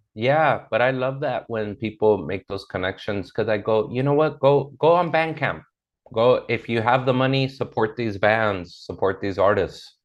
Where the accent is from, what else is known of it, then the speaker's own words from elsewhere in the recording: Inglewood, California, United States; also born or lived in South Central, Los Angeles; I grew up in Inglewood as a kid, and then as an adult, I lived in South Central, which is right next door